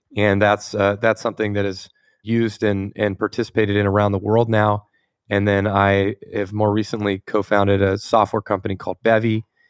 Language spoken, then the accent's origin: English; Tampa, Florida, United States; now in Palo Alto, United States; I grew up in Tampa, Florida